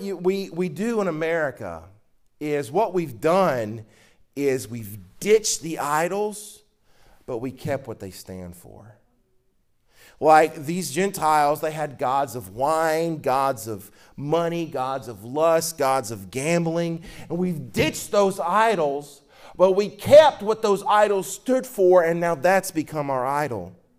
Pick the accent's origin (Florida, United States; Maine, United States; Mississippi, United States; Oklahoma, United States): Mississippi, United States; I'm from Mississippi